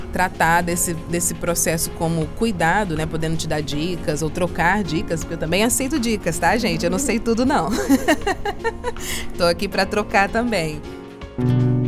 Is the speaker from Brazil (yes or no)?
yes; Belo Horizonte, Minas Gerais, Brazil; now in Rio de Janeiro, Brazil; Eu venho do Brasil, eu sou mineira de Belo Horizonte e moro no Rio de Janeiro atualmente